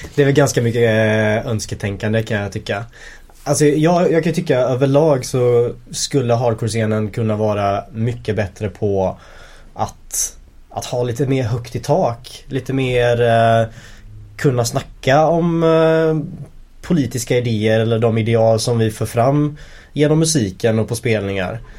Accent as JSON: {"language": "Swedish", "town": "Linköping", "region": "Östergötland", "country": "Sweden", "tie": "born or raised there", "moved": "yes", "lives_now": "Gothenburg, Sweden", "said": "när vi växte upp i Linköping"}